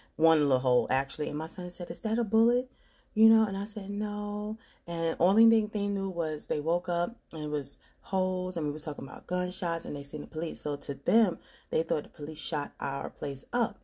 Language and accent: English; New York, United States; moved away; I'm from New York